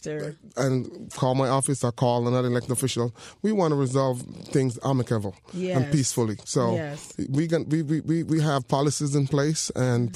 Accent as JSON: {"language": "English", "town": "John's Hall", "region": "Clarendon", "country": "Jamaica", "tie": "born or raised there", "also_born_or_lived": "Longbow, Clarendon, Jamaica", "moved": "yes", "lives_now": "Miramar, United States", "said": "I was raised in a place called John's Hall, Clarendon"}